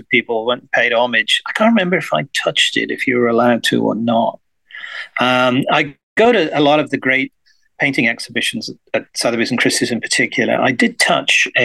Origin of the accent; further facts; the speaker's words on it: West Midlands of England, United Kingdom; I grew up in the West Midlands of England